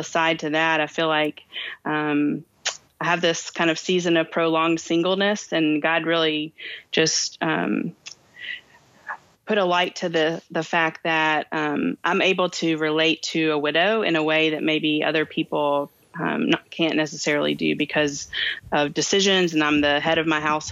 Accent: Kentucky, United States; I'm from Kentucky

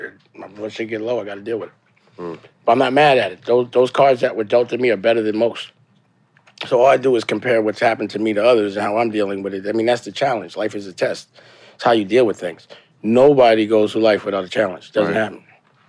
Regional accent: New York City, New York, United States; I was born in the Bronx, raised in East Harlem, mm-hmm. but I would say I made my bones in Harlem.

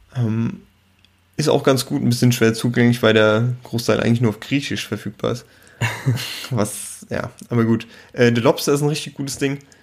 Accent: Germany; bei uns in Deutschland

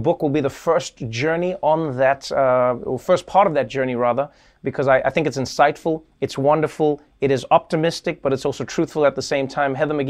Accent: South Africa; Now, as a South African

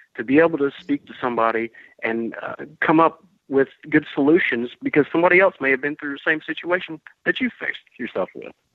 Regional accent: Georgia, United States; also born or lived in Vermont; I came back to Georgia because I wanted to take this fight um, back to my home state where I'm from

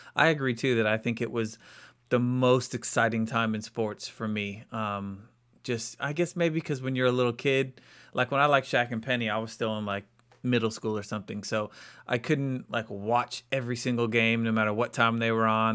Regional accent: Maryland, United States; moved away as an adult; also born or lived in Los Angeles; I grew up in Maryland

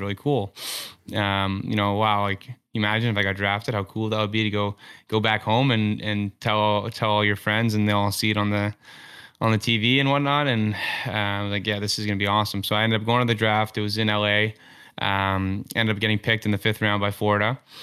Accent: Toronto, Ontario, Canada; growing up in Toronto and just being consumed by hockey twenty four seven

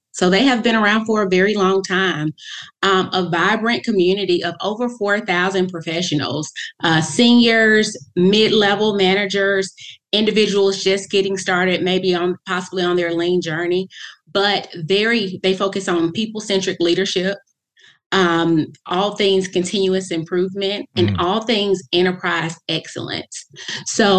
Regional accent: Thomaston, Georgia, United States; I had the privilege of growing up in the beautiful town of Thomaston, Georgia, about 60 miles south of Atlanta, Georgia.

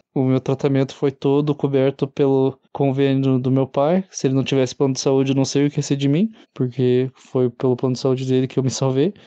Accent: Curitiba, Paraná, Brazil; sou de Curitiba

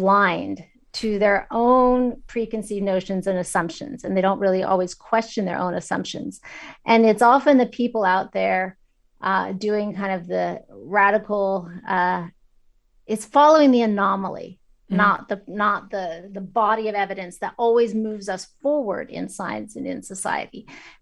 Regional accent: China; also born or lived in Kazakhstan; I grew up in China. I lived in Kazakhstan after the end of the Soviet Union.

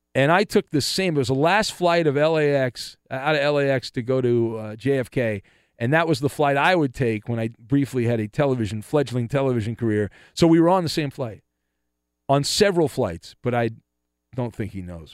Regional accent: Orange County, California, United States; growing up in Orange County, I was surrounded by two, uh, air bases

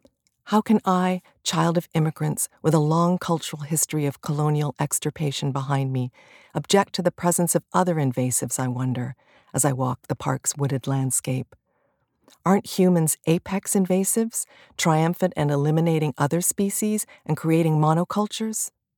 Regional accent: Toronto, Ontario, Canada; I grew up in Toronto on the borders of ravines. My earliest years spent in an apartment tower not far from the massive Don Valley

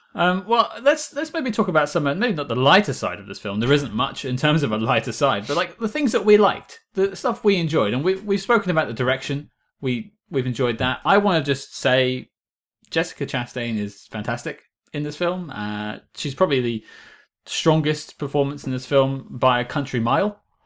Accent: United Kingdom; I'm British.

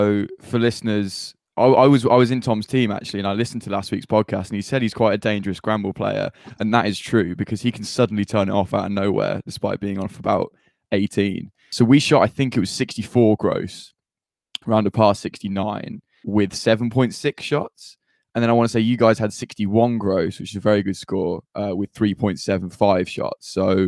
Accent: Solihull, West Midlands, United Kingdom; accent: slightly Brummy; I live in Solihull in the West Midlands, so excuse my slightly Brummy accent.

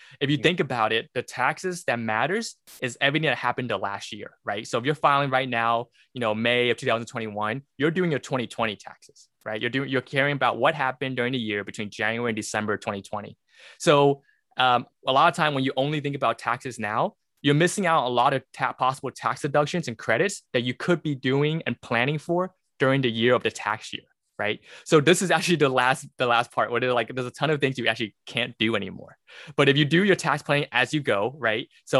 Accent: Brooklyn, New York, United States; moved away; also born or lived in the South; I'm a CPA. I'm actually originally from Brooklyn, New York. And then my family moved down to the South where I got my master's of accounting and then got my CPA license.

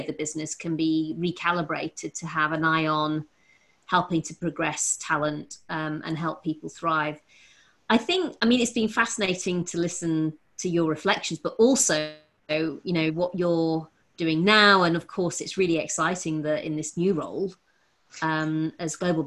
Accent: Rotherham, Yorkshire and the Humber, United Kingdom; Growing up in Rotherham

